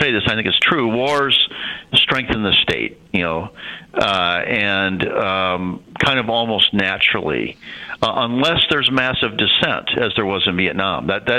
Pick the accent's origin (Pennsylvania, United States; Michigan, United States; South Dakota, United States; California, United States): South Dakota, United States; Sioux Falls; I grew up in Sioux Falls, South Dakota